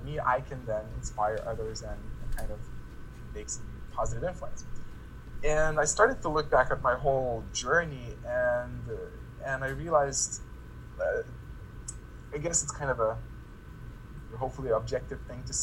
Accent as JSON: {"language": "English", "country": "Lithuania", "said": "I come back to my home country, Lithuania"}